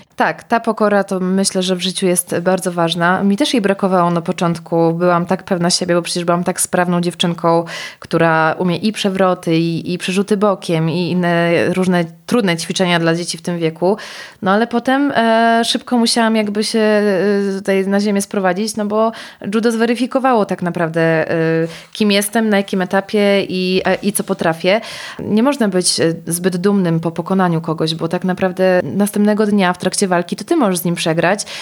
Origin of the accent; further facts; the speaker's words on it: Białystok, Podlaskie Voivodeship, Poland; Ja pochodzę z Białegostoku, gdzie, gdzie takiego dużego wyboru nie było